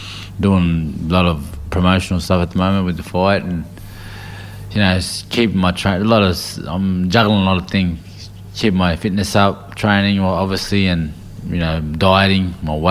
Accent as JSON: {"language": "English", "town": "Sydney", "region": "New South Wales", "country": "Australia", "tie": "born or raised there", "said": "I grew up in Canterbury, south of Canterbury in Sydney, for the first 12 to 13 years of my life."}